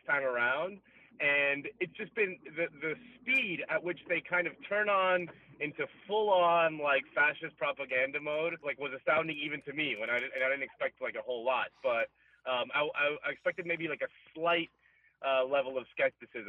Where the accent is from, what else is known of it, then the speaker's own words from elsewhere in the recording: Miami, Florida, United States; I'm from Miami